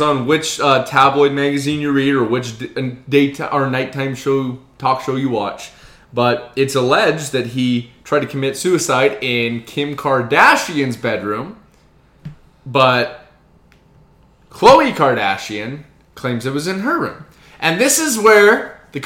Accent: Canada; we are Canadian

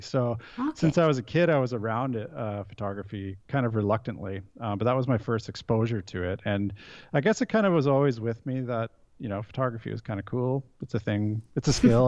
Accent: 100 Mile House, British Columbia, Canada; moved away as an adult; also born or lived in Vancouver; now in Sweden; I grew up in Western Canada in a province called British Columbia in a very small town called Hundred Mile House

